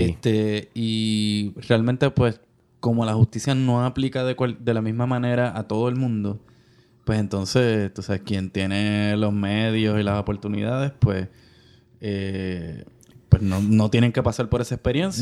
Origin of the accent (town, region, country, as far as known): Puerto Rico; born or raised there